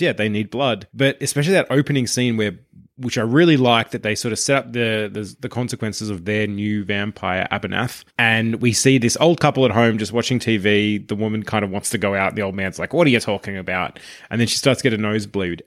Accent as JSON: {"language": "English", "country": "Australia", "said": "as Australians"}